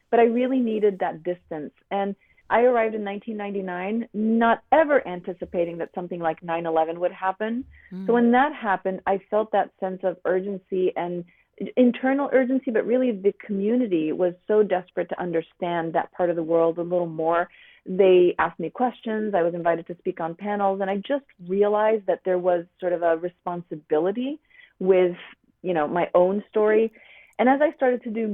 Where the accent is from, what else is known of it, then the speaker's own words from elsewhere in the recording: Saudi Arabia; moved away as an adult; also born or lived in Wyoming; now in Washington State, United States; I grew up in Saudi Arabia as the child of an Arab father and an Italian mother